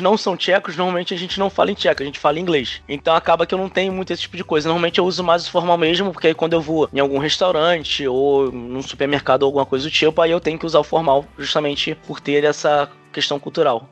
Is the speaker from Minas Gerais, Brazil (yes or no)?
no; Rio de Janeiro, Brazil; moved away as an adult; now in Prague, Czech Republic; sou do Rio